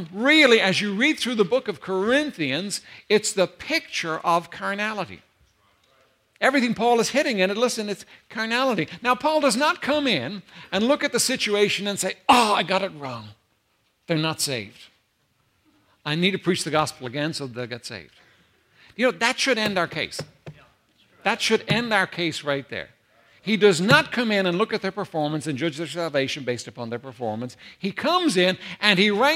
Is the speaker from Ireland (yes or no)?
yes; Ireland; I come from Ireland, Holy Catholic Ireland